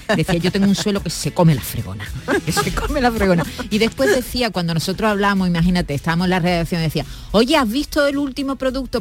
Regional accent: southern Spain, Spain; lo limpios que somos aquí en el sur. Aquí en el sur tenemos un estándar de limpieza alucinante

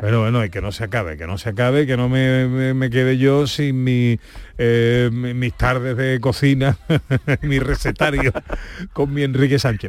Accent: Isla Cristina, Andalusia, Spain; En mi pueblo, en Isla Cristina

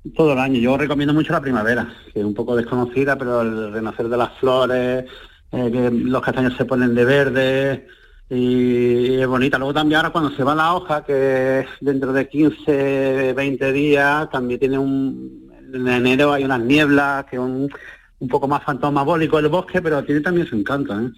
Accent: a village in the province of Málaga, Andalusia, Spain; ser profeta en mi tierra

